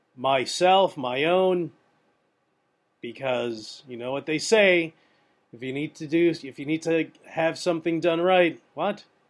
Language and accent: English; New York, United States; I'm from New York